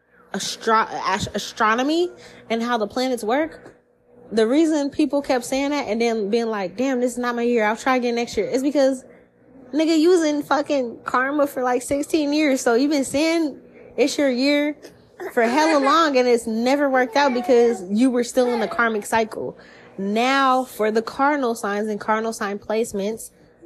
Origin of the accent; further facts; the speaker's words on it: United States; As an American born and raised here